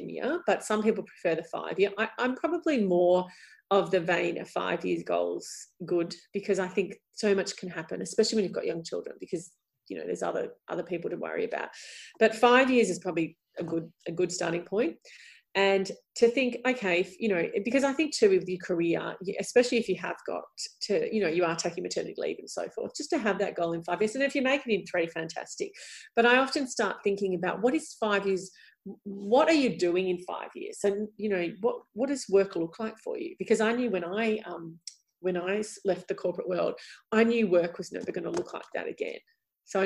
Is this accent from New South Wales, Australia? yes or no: no; Melbourne, Victoria, Australia; we're both from Melbourne